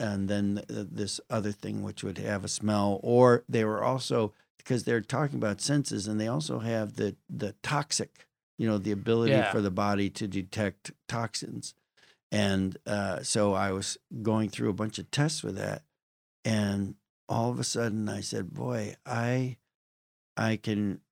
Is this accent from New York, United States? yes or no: yes; Western New York State, United States; I grew up in Western New York State